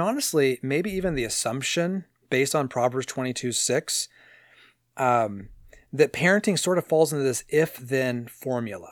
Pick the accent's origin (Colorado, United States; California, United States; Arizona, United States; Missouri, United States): California, United States; San Diego; When I was a kid growing up in San Diego